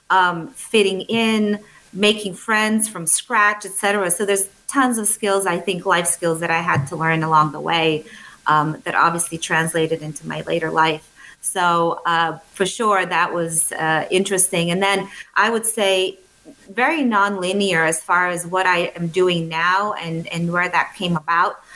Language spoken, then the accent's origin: English; Bulgaria; English is a second language; I am from Europe. I grew up in a very small country. I was born in a, um, uh, Bulgaria, which at the time was a communist country.